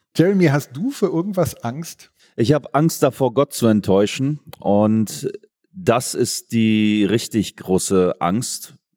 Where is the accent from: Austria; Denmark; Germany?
Germany; Oldenburg, Lower Saxony; now in Bavaria, Germany; weil ich gebürtiger Oldenburger bin